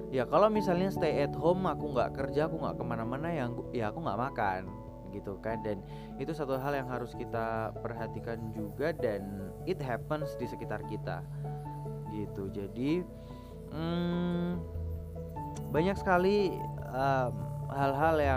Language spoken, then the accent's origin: Indonesian; Yogyakarta, Special Region of Yogyakarta, Indonesia; sebagai orang Jogja gini lebih memilih untuk mengunjunginya kalau pas weekdays aja gitu dan kebetulan untuk di Jogja sendiri